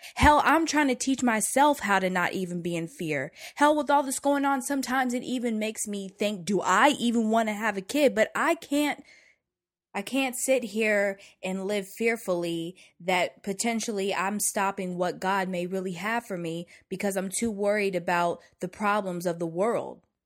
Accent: the South, United States; growing up in the South

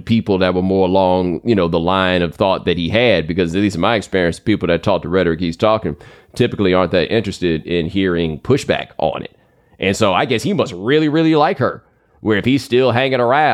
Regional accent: Texas, United States; I grew up in Texas

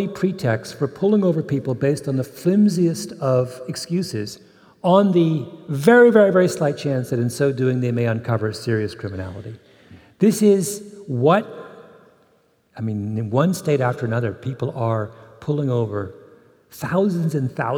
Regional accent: Canada; I'm Canadian

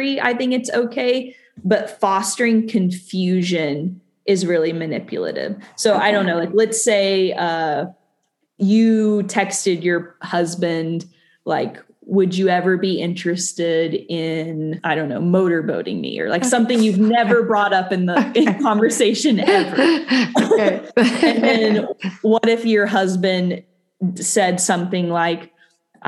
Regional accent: Tennessee, United States; I grew up in Tennessee and I had a really conservative upbringing

